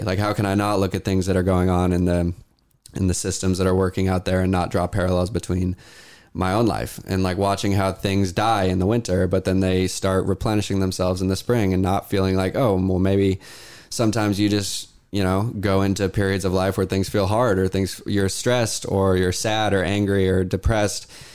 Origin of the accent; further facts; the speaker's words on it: Issaquah, Washington, United States; we're in Washington and this is where I grew up. I grew up in Issaquah